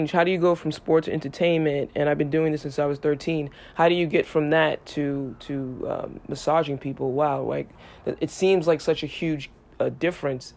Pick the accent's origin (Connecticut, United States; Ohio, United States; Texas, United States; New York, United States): New York, United States; New York City; I grew up in New York City